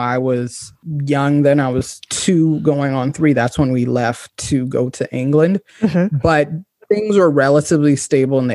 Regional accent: Liberia; also born or lived in London, United Kingdom; now in Maryland, United States; I went back to Liberia when I was about six, almost six.

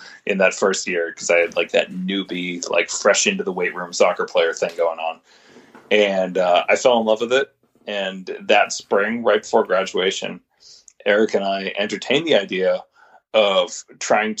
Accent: Winchester, Massachusetts, United States; I grew up in Winchester, which is the town where NBSC's first facility was. I grew up less than a mile from where Mike opened

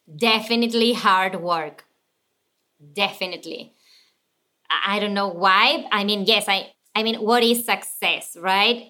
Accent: Buenos Aires, Argentina; English is a second language; moved away as an adult; now in United States; I was born and raised in Argentina

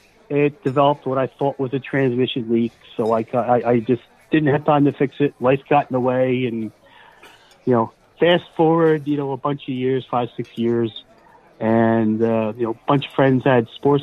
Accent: Willow Grove, Pennsylvania, United States; Willow Grove, Pennsylvania.

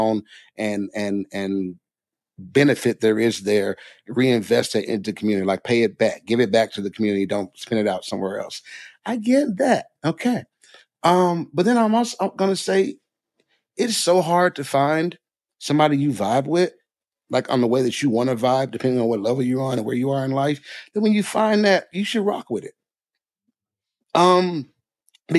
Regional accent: Jackson, Mississippi, United States; I grew up in Mississippi, right? Jackson, Mississippi

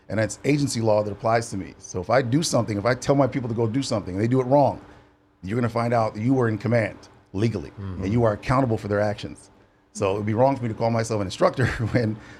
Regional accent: Ann Arbor, Michigan, United States; I'm from Ann Arbor, which is a college town where University of Michigan is

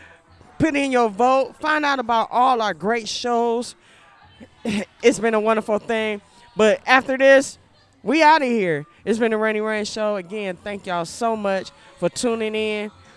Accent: Ohio, United States; now in Killeen, United States; When I first set foot in Texas, because I'm from Ohio

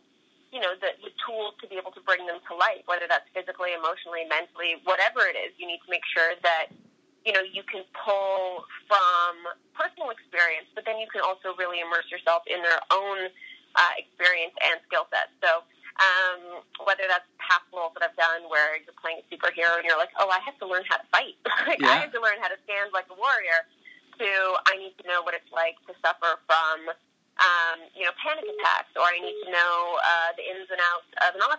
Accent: Canada

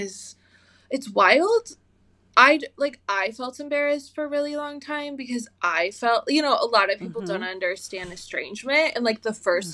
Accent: United States; I was raised in America

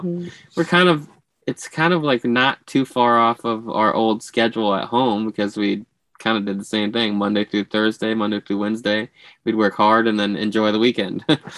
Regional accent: Florida, United States

